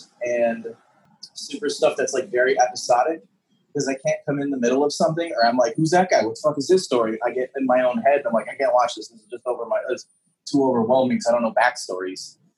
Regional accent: Chicago, Illinois, United States; moved away; I'm originally from Chicago, from the South Side.

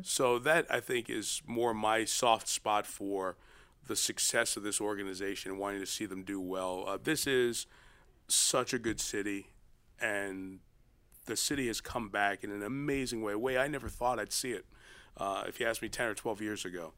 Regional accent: New York City, New York, United States; I grew up in New York, only child

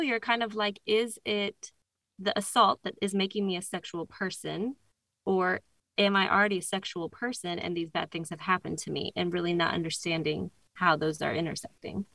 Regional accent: Northern Virginia, United States; I'm from Northern Virginia.

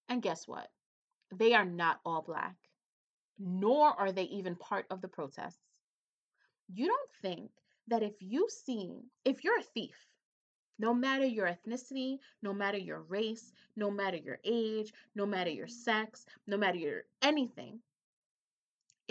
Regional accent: New York City, New York, United States; a Hispanic woman from the Bronx.

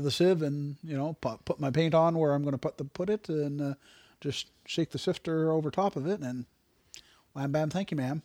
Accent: Canada; as a Canadian

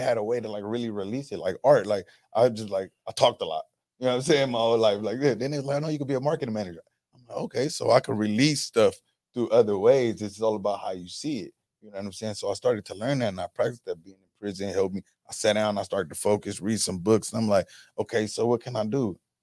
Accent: Los Angeles, California, United States; I'm from South Central

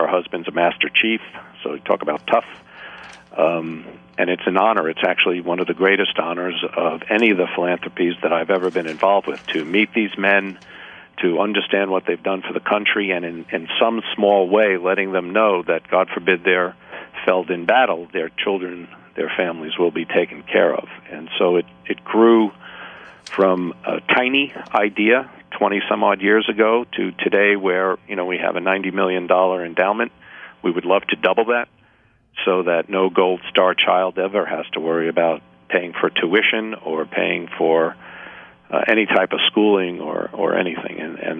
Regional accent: Bronx, New York, United States; I was born and raised in the Bronx. I'm the first in my family to be born in the country, just raised by my mom.

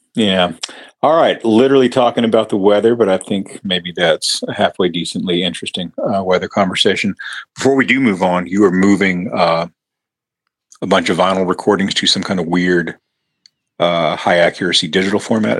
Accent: Lubbock, Texas, United States; my hometown of Lubbock

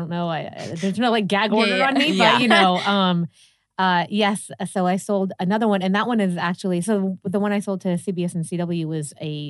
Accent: Pittsburgh, Pennsylvania, United States; also born or lived in New York; now in Los Angeles, United States; So I moved here from New York. I mean, I'm originally from Pittsburgh, but I spent a lot of my life in New York.

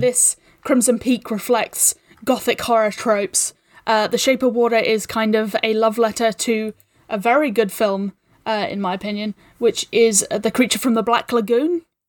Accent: New Zealand; I'm a New Zealander

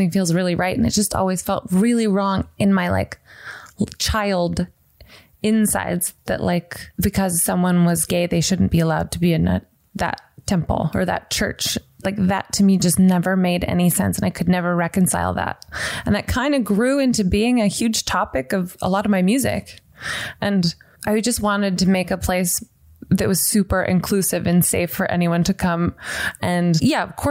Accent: the South, United States; now in Santa Monica, United States; growing up in the South, which was really religious

